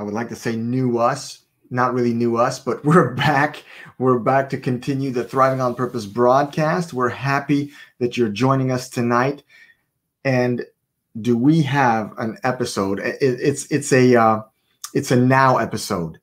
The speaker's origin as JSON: {"language": "English", "country": "Canada", "said": "we are Canadians, so we're broadcasting from Prince Edward Island, Canada"}